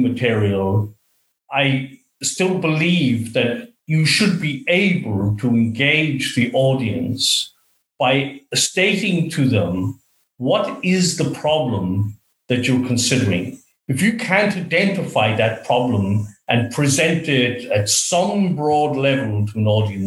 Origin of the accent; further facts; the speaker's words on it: Sligo, Connacht, Ireland; moved away as an adult; also born or lived in Australia; now in Auckland, New Zealand; I grew up in Sligo in the west of Ireland.